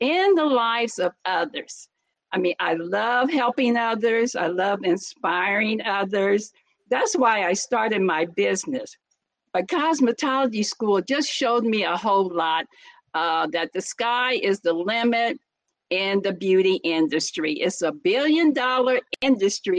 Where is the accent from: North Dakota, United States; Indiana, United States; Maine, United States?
Indiana, United States; Muncie; now in Los Angeles, United States; born and raised in Muncie, Indiana